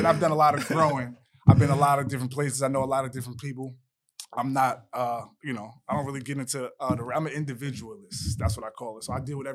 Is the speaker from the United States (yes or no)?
yes; Greenburgh, New York, United States; I'm from Greenberg, New York. I went to Woodlands.